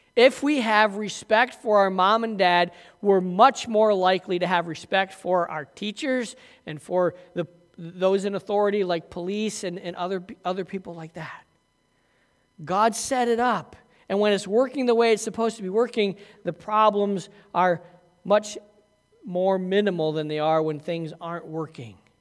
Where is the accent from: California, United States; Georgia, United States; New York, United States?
New York, United States; Massena; I grew up in Messina, so by the time you were five years old, you were playing ice hockey with skates on your feet.